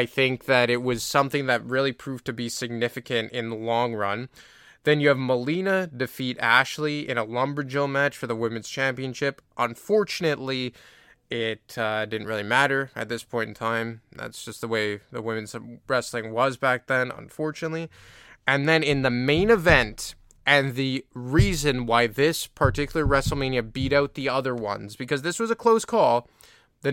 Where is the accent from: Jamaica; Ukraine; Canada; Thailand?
Canada; I'm a Canadian